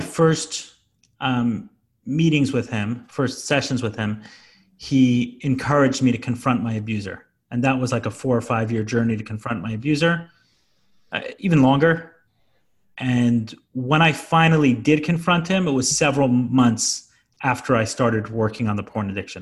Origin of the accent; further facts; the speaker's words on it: New York City, New York, United States; I grew up in Brooklyn